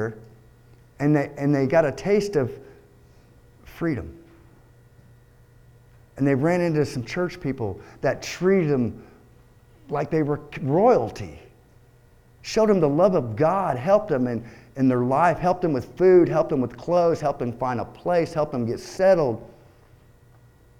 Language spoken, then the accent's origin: English; Texas, United States; moved away; I was born in Texas